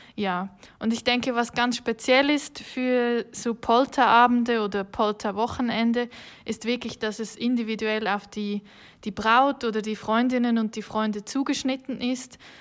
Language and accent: German; Switzerland; accent: Swiss; wie man vielleicht hört, bin ich keine Deutsche. Ich komme aus der Schweiz, ich bin hier geboren